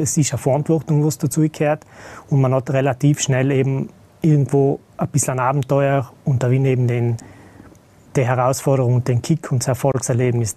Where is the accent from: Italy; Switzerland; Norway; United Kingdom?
Italy; South Tyrol, Trentino-Alto Adige; moved away as an adult; now in Vienna, Austria; ursprünglich bin ich Südtiroler